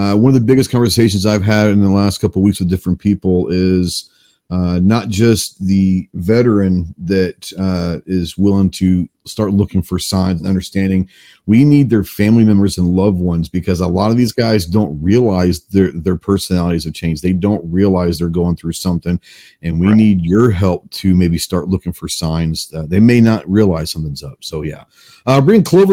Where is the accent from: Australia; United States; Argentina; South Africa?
United States; Dallas, Texas; I'm from Texas. I'm from Dallas